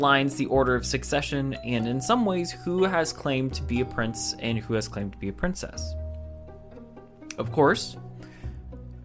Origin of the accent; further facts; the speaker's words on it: United States; I'm an American